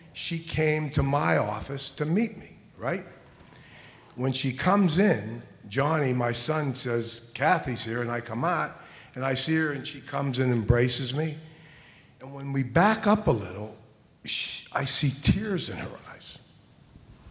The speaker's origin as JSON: {"language": "English", "town": "Pittsburgh", "region": "Pennsylvania", "country": "United States", "said": "I'm from Pittsburgh"}